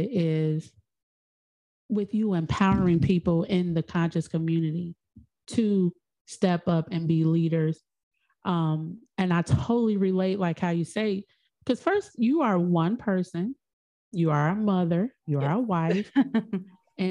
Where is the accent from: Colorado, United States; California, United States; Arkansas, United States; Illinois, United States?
Illinois, United States; Chicago; also born or lived in Georgia; I'm in Chicago. I'm from Chicago.